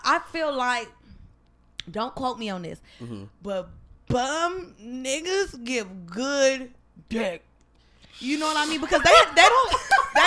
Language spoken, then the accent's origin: English; San Francisco, California, United States; that's where I'm from. Mm-hmm. I'm from the Yay area.